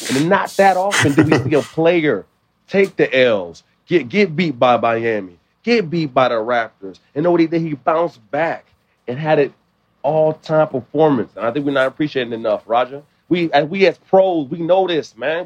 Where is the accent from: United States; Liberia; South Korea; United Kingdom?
Liberia; I'm not Nigerian, I'm Liberian